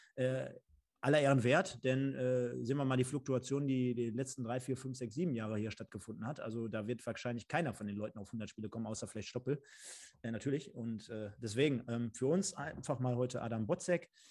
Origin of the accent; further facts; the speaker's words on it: Germany; als Deutscher oder als Deutsche